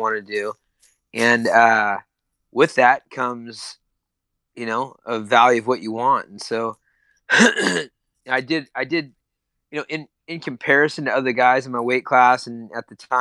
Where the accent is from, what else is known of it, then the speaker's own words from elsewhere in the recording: Sacramento, California, United States; my hometown